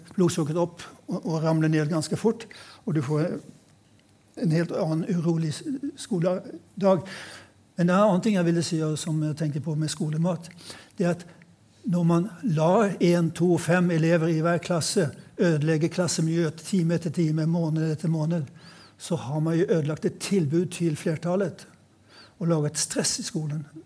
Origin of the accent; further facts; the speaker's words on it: Sweden; now in Norway; jeg har vokst opp i Sverige